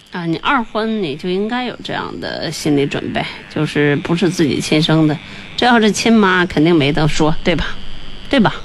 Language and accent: Chinese; Hebei, China; 我也是河北人